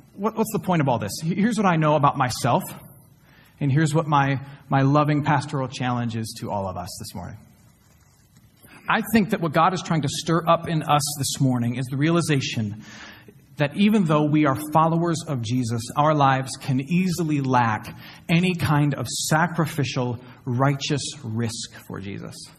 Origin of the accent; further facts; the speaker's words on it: Flint, Michigan, United States; now in Houston, United States; my hometown of Flint, Michigan